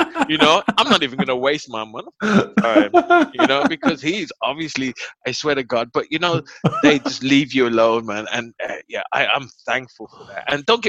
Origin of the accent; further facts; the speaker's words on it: Germany; That's a heavy punishment. We say that because we're from Germany, okay?